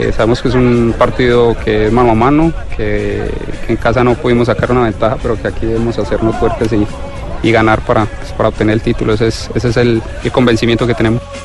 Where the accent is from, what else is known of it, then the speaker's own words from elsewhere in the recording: Argentina; como argentino